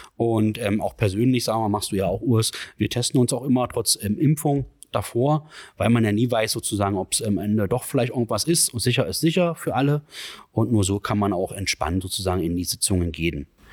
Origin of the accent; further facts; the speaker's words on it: Magdeburg, Saxony-Anhalt, Germany; ich bin ja hier in Magdeburg geboren